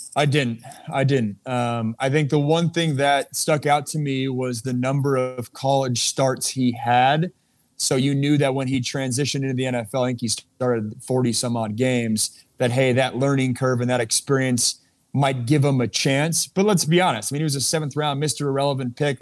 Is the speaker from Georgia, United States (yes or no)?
no; Seattle, Washington, United States; moved away as an adult; also born or lived in Los Angeles / Pittsburgh; it's been about a decade since I've lived in, uh, lived in Seattle